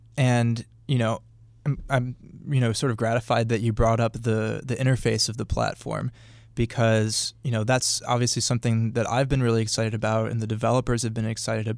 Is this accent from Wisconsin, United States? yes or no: yes; Milwaukee, Wisconsin, United States; Well, I'm from Milwaukee, but...